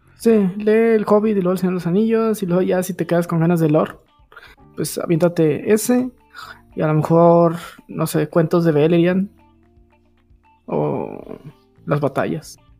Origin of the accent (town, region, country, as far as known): Mexico